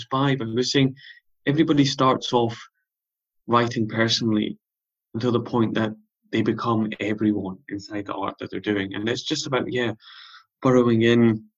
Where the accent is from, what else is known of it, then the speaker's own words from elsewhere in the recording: South Uist, Scotland, United Kingdom; moved away; also born or lived in Leeds; I grew up on South Uist, and then I've been on the mainland since